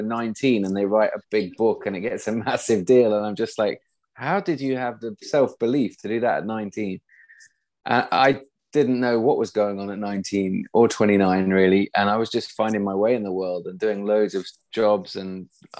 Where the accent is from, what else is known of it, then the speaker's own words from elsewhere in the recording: East Midlands, United Kingdom; now in Sweden; I'm from the East Midlands, from a family with no books or a home with no books.